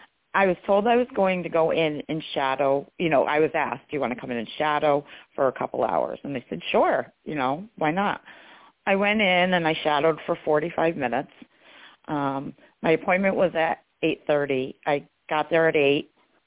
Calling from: New York, United States; I'm in New York.

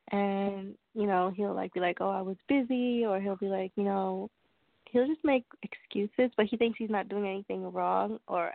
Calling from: Long Island, New York, United States; I'm calling from Long Island, New York.

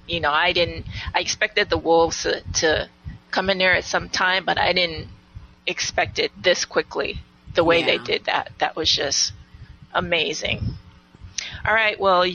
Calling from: U.S. Virgin Islands; Hey, sisters. This is …. I'm calling from the Virgin Islands.

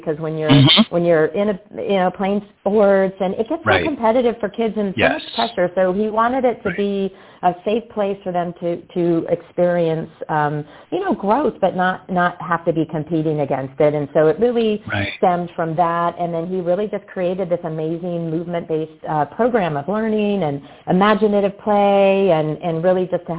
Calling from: Bedford, Texas, United States; I am actually at our Unleash Brands headquarters in Bedford, Texas this week.

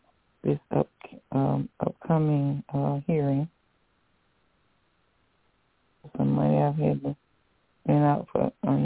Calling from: Alabama, United States

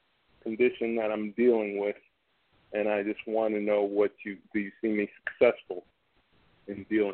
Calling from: Michigan, United States; I'm calling from Michigan.

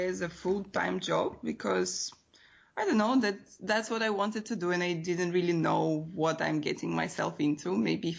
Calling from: Bucharest, Romania; I am in Bucharest right now, actually.

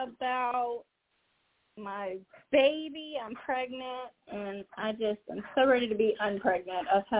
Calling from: Georgia, United States; I'm calling from Georgia.

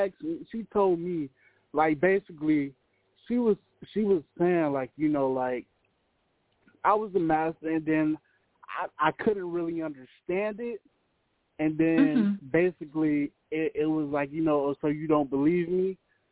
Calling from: Tampa, Florida, United States; I'm from Tampa, Florida.

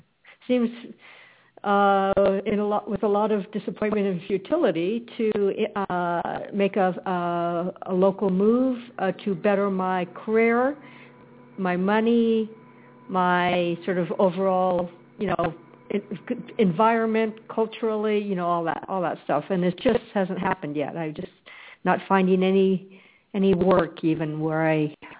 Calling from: Arizona, United States

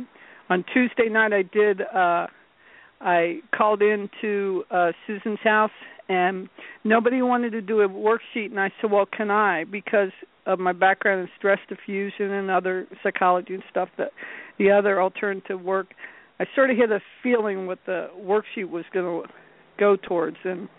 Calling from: North Carolina, United States; North Carolina.

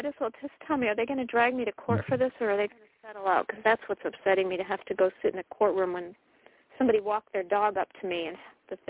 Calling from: Connecticut, United States; I'm calling from Connecticut.

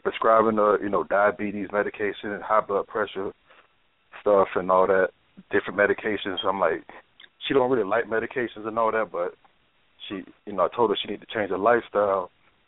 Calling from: Tampa, Florida, United States; I'm calling from Florida, you know, Tampa, Florida.

